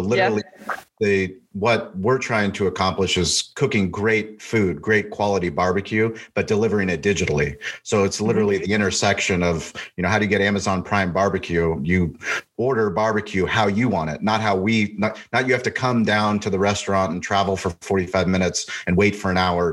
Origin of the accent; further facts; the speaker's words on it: San Diego, California, United States; now in Austin, United States; I'm from San Diego. I grew up in San. Diego